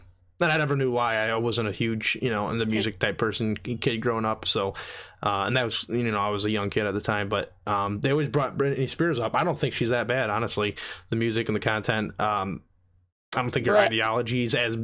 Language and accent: English; France; moved away; I grew up in France for 8 years